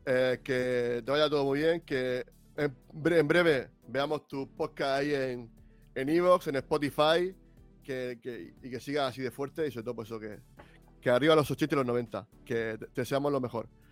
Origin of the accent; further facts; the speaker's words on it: Region of Murcia, Spain; soy murciano